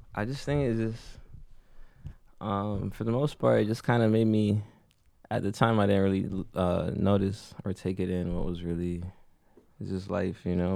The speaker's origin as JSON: {"language": "English", "town": "Toronto", "region": "Ontario", "country": "Canada", "tie": "born or raised there", "also_born_or_lived": "Jamaica"}